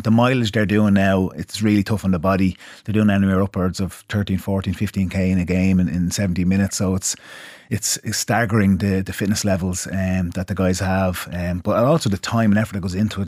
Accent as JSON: {"language": "English", "country": "Ireland", "said": "being Irish"}